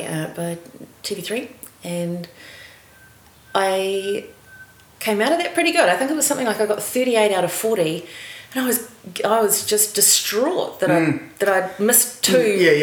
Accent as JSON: {"language": "English", "town": "Waipukurau", "region": "Hawke's Bay", "country": "New Zealand", "tie": "born or raised there", "also_born_or_lived": "Hastings", "said": "I was born in Waipukurau and in Waipukurau Hospital, which sadly is all... been demolished now. It was a beautiful building. And I went to school at Takapau Primary"}